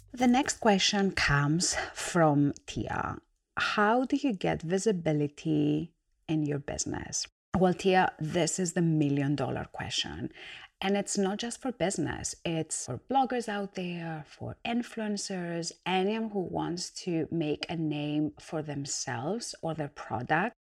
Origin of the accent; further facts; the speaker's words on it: Greece; moved away as an adult; now in United Kingdom; I was born and raised in Greece. I'm an immigrant. I've come to the UK to set my own business